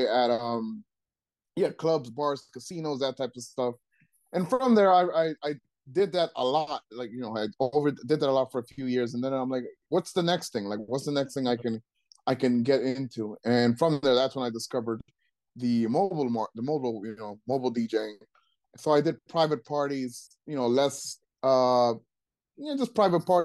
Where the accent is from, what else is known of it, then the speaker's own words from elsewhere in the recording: Trenton, New Jersey, United States; I grew up in Trenton.